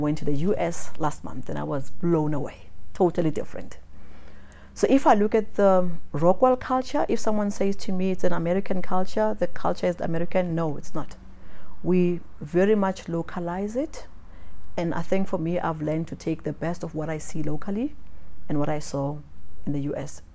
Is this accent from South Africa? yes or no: yes; South Africa; in South Africa, we're seen more like the Americans. We say what we think, the way we say it.